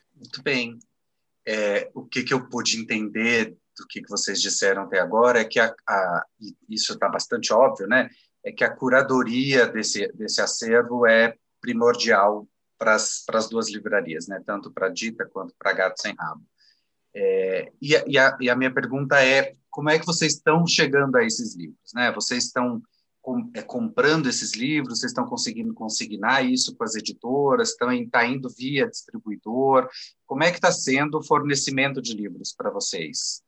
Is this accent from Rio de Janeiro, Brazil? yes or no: no; Goiânia, Goiás, Brazil; moved away as an adult; now in São Paulo, Brazil; sou de Goiânia, né? E cheguei em São Paulo em 2003.